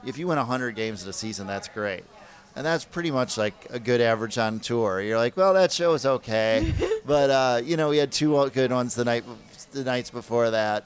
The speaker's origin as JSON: {"language": "English", "region": "Minnesota", "country": "United States", "tie": "born or raised there", "moved": "yes", "lives_now": "New York, United States", "said": "I grew up in Minnesota"}